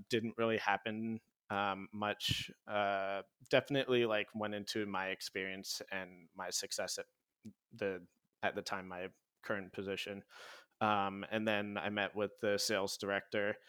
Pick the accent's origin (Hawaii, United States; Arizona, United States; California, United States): Hawaii, United States; moved away; I grew up in Hawaii